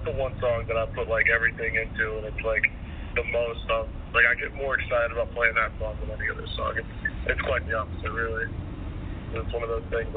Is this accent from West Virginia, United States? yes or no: yes; Hurricane, West Virginia, United States; We grew up in Hurricane, West Virginia.